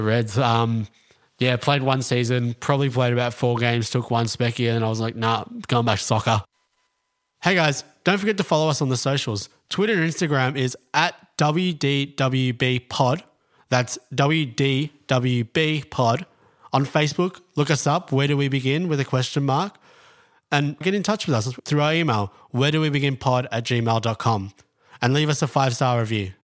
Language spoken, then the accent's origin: English; Melbourne, Victoria, Australia; born here, lived in basically in in a North Melbourne my whole life